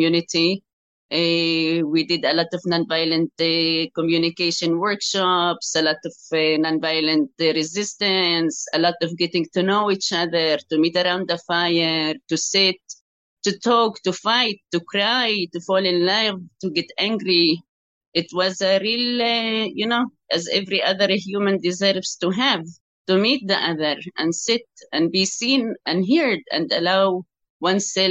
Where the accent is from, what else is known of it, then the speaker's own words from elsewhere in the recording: Jerusalem, Palestine; also born or lived in Bethany / Ras al-Amud; I am born to parents from East Jerusalem. My father comes from a town called Bethany